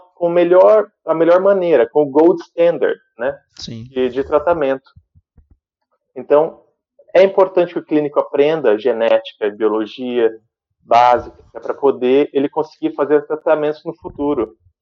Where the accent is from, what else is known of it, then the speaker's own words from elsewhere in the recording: Sumaré, São Paulo, Brazil; moved away as an adult; also born or lived in Santos; now in London, United Kingdom; E nasci em Santos, mudei para Sumaré e fui, cresci lá.